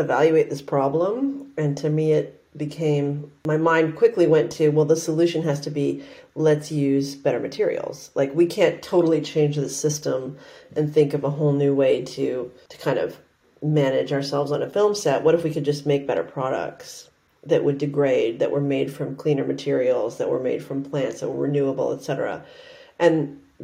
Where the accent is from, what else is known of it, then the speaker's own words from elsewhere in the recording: Vancouver, British Columbia, Canada; I grew up in Canada. I grew up in Vancouver, Canada